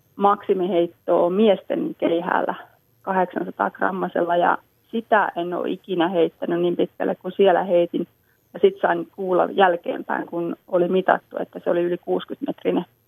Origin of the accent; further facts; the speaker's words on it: Lammi, Kanta-Häme, Finland; meillä Lammilla